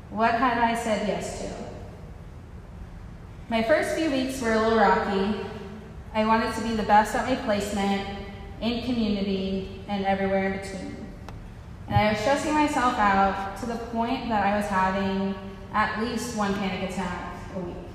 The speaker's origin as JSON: {"language": "English", "region": "Mississippi", "country": "United States", "accent": "Mississippi", "said": "A few things that you should know about me are that I am from Mississippi, um, even though you can't tell because my accent only comes out when I say words like sweet tea and y'all and Lord have mercy."}